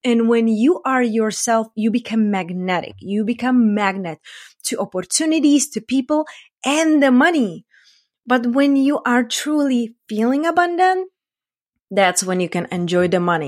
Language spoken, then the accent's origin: English; Czechia